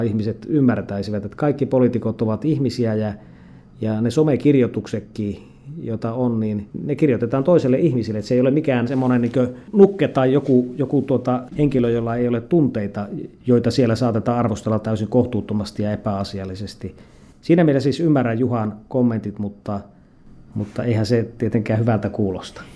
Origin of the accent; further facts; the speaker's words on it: Lapland, Finland; tulen Lapista